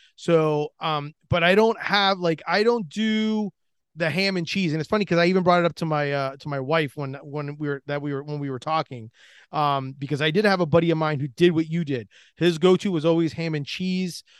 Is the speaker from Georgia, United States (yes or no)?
no; Orlando, Florida, United States; I'm from Orlando, Florida.